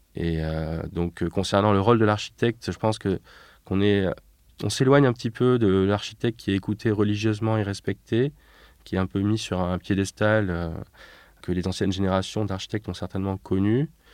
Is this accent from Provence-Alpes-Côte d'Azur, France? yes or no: no; Nîmes, Occitania, France; also born or lived in Paris; en 1989, quand j'ai eu 5 ans, nous avons quitté Paris pour Nîmes